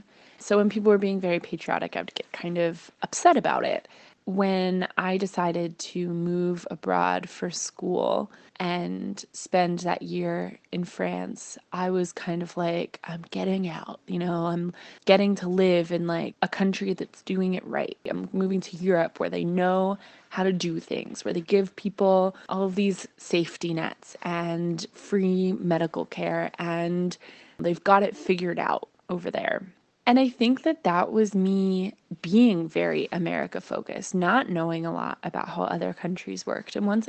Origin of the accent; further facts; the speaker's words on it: United States; if somebody guesses that I'm Canadian, it means they hear my North American accent, but they think I'm nice.